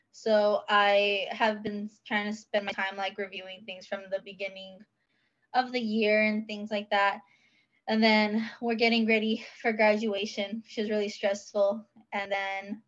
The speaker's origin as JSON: {"language": "English", "town": "San Antonio", "region": "Texas", "country": "United States", "said": "I'm from San Antonio, Texas"}